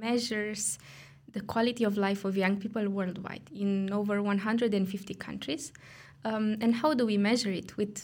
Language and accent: English; Romania; moved away as an adult; now in Brussels, Belgium; I come from Romania